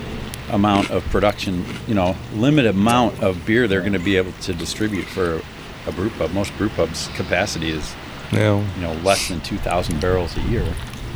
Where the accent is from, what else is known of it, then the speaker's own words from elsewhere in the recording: Bloomington, Illinois, United States; I grew up in Bloomington